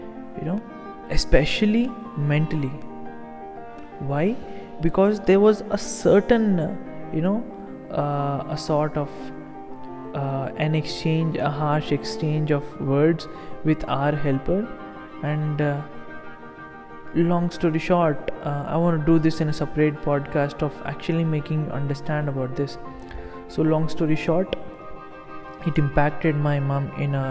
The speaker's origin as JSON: {"language": "English", "country": "India", "said": "as an Indian"}